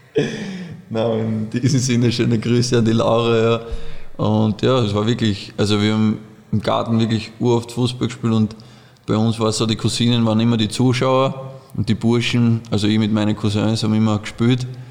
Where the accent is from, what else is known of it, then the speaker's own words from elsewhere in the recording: Oberdorf, Burgenland, Austria; bei uns in Oberdorf, wo wir aufgewachsen sind